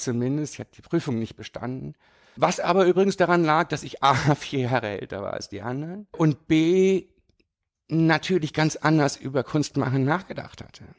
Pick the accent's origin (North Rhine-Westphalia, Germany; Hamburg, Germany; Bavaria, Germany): North Rhine-Westphalia, Germany; rural area near Düsseldorf; moved away as an adult; now in Düsseldorf, Germany; Ich bin aber auf dem platten Land groß geworden. Das war jetzt gar nicht so weit weg von Düsseldorf